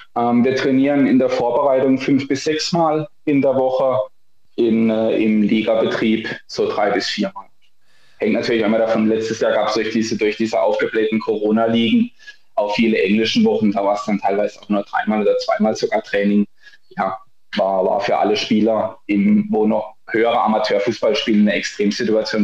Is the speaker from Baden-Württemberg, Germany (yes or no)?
yes; Rastatt, Baden-Württemberg, Germany; also born or lived in Darmstadt; Ich komme ursprünglich aus Rastatt